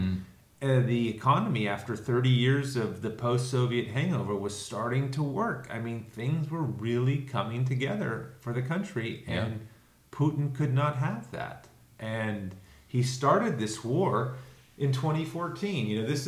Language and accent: English; Canada; being of Canadian, you know, nationality and going to Canada myself and studying at seminary with you in Canada